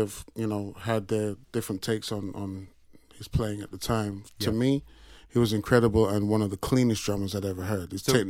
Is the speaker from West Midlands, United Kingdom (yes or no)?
no; Sheffield, Yorkshire and the Humber, United Kingdom; I grew up in Sheffield, England, and my dad played guitar. I grew up in a black gospel church.